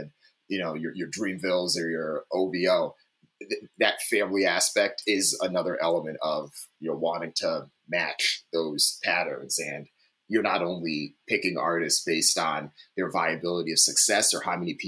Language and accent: English; East Coast, United States; I'm originally from the East Coast, so I grew up on this stuff.